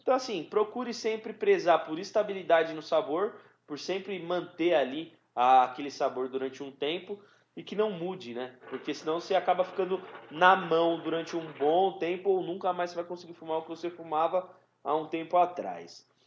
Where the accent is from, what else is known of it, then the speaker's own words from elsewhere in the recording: São Paulo, Brazil; a gente é de São Paulo